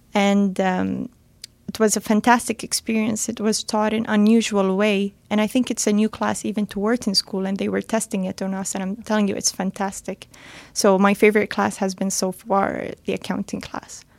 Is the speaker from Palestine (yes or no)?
yes; Gaza City, Gaza Strip, Palestine; also born or lived in Kuwait / Toronto, Canada; now in Dubai, United Arab Emirates; I grew up in Palestine, Gaza City.